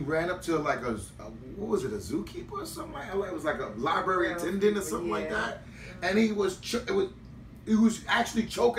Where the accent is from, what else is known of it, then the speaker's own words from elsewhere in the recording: New York City, New York, United States; I'm from Queens. I'm from South Jamaica, man. We had white kids in South Jamaica, in South Ozone Park, in Rosedale.